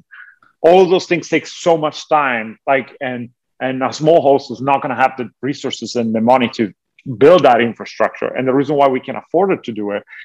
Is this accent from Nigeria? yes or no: no; Italy; moved away as an adult; now in Los Angeles, United States; So I was born and raised in Italy.